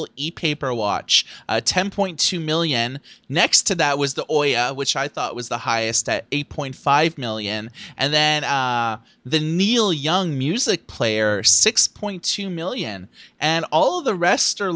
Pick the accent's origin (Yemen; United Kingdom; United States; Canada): Canada; Thunder Bay, Ontario; I grew up in Thunder Bay, Ontario